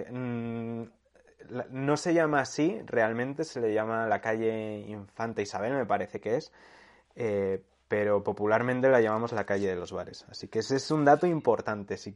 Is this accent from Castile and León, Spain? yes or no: yes; Segovia, Castile and León, Spain; Segovia, ¿no? Que es mi tierra.